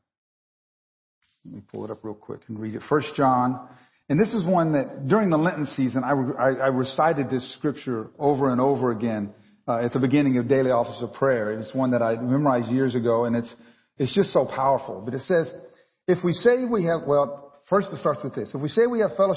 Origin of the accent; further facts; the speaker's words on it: Texas, United States; moved away; I grew up in Texas.